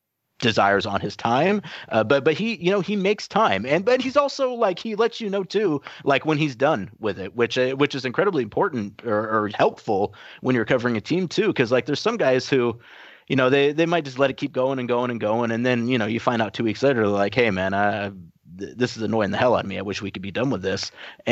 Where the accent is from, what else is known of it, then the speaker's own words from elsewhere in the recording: New York, United States; this is Portland and, you know, I'm from New York